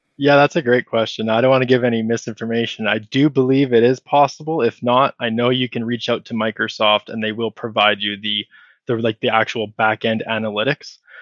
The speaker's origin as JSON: {"language": "English", "country": "Canada", "said": "I'm Canadian"}